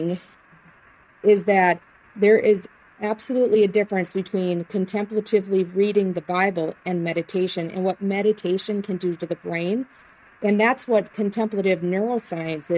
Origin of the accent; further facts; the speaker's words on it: Plainview, United States; the small town I grew up in here in Plainview